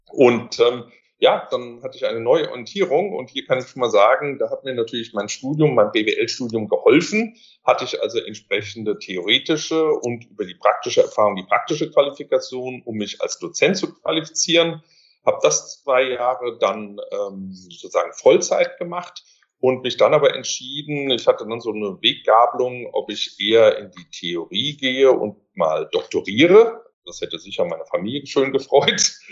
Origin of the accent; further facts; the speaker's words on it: Mainz, Rhineland-Palatinate, Germany; born there; also born or lived in Switzerland; Ich bin ähm, ja ursprünglich geboren in Mainz vor vielen, vielen Jahren.